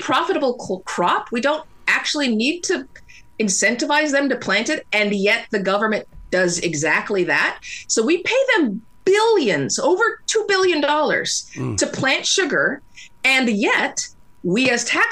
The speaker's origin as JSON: {"language": "English", "country": "United States"}